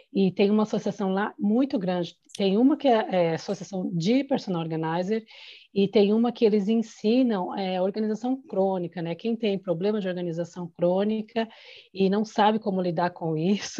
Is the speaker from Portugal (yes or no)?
no; Brazil; moved away as an adult; now in Ireland; Eu saí do Brasil fazendo coordenação de eventos, vim para cá para aprender